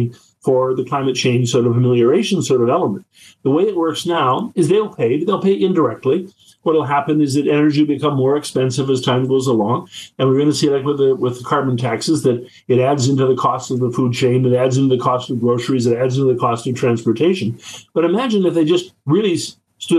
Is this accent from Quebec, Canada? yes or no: no; Whitehorse, Yukon, Canada; moved away; I grew up in Whitehorse, and I get to go home.